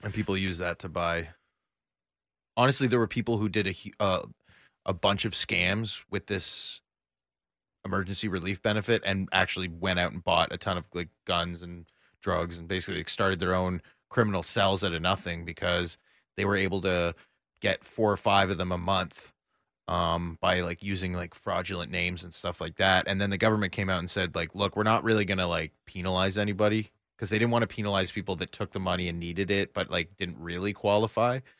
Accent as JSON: {"language": "English", "town": "Toronto", "region": "Ontario", "country": "Canada", "moved": "as an adult", "lives_now": "Austin, United States", "said": "I'm from Toronto, Canada"}